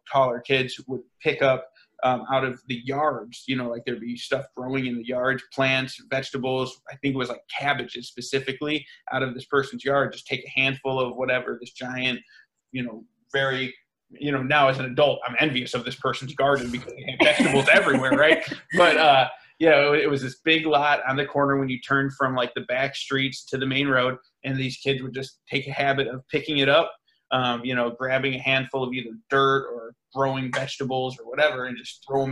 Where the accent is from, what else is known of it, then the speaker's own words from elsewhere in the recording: Rockford, Illinois, United States; I'm thrust into the world of public schools, and I'm from Rockford, Illinois